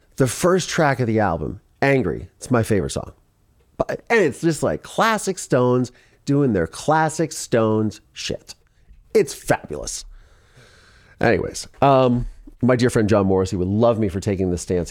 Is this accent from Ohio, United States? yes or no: yes; Ohio, United States; moved away; also born or lived in Philadelphia; I'm from Ohio.